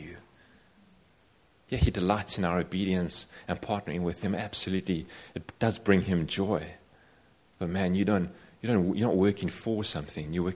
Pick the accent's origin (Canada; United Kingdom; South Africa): South Africa; I come from South Africa